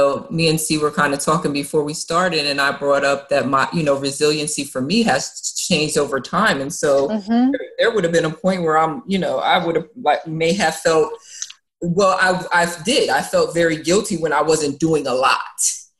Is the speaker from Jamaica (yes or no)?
yes; Jamaica; then the brand for people was I'm a Jamaican, because I always had like five jobs